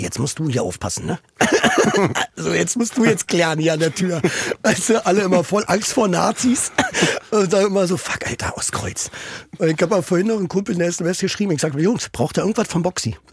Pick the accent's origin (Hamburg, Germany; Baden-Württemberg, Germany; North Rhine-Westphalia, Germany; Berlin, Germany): Berlin, Germany; Ich bin in Steglitz